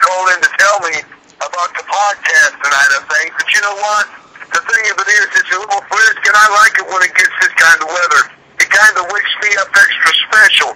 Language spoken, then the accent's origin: English; Chillicothe, Ohio, United States; my hometown, the Chillicothe